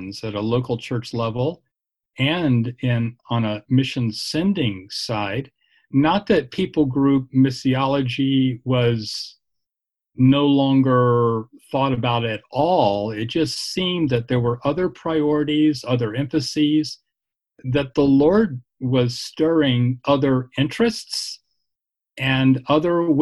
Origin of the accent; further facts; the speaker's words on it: Virginia, United States; moved away as an adult; also born or lived in Dallas-Fort Worth, Texas / Phoenix, Arizona; I'm from Virginia originally